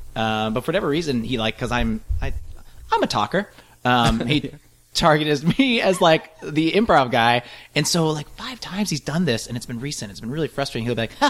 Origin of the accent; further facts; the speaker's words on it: Des Moines, Iowa, United States; moved away; I'm from Des Moines, Iowa, and, Des Moines or West Des Moines, depending on which parent I was staying with.